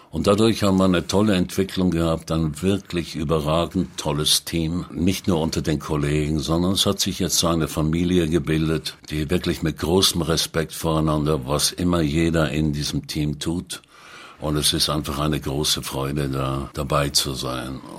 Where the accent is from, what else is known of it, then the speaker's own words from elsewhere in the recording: Zurich, Switzerland; Äh, ich bin am Zürichsee aufgewachsen, das ist richtig.